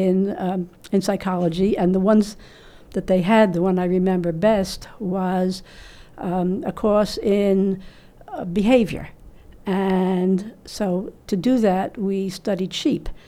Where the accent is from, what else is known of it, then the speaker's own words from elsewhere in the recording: New York City, New York, United States; I grew up in the Bronx in New York City